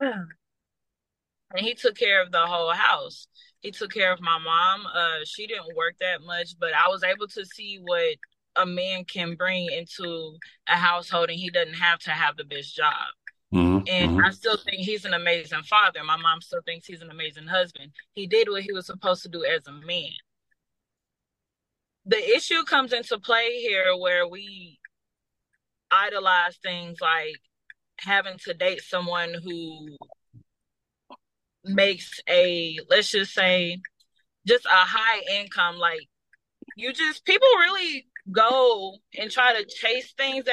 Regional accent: Tennessee, United States; I am from Tennessee.

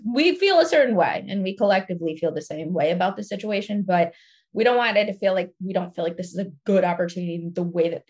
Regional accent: Florida, United States; I'm from Florida

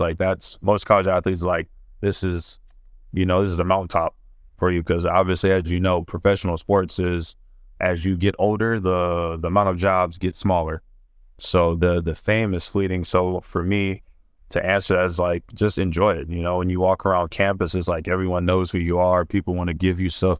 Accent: Ohio, United States; moved away as an adult; I'm from Ohio

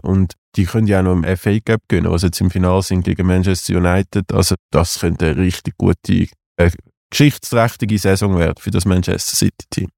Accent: Zurich, Switzerland; ich natürlich als Zürcher

